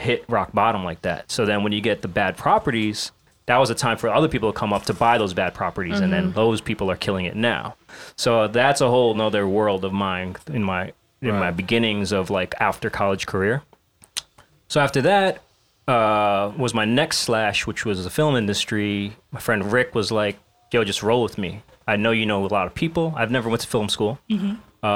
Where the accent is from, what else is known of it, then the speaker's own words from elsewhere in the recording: New York, United States; being born and raised in New York